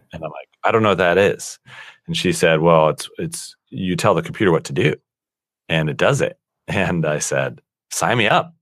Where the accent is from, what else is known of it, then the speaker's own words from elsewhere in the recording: Colorado Springs, Colorado, United States; I was born and raised in Colorado, um, in a small town called Colorado Springs, Colorado